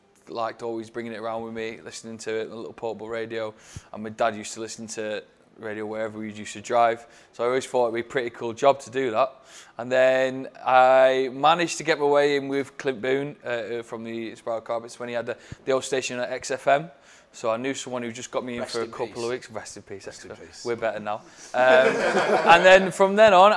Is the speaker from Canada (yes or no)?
no; Stockport, North West England, United Kingdom; I grew up in Stockport